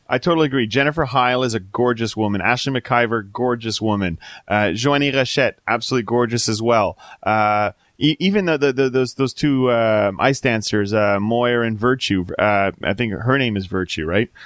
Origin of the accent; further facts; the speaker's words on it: Canada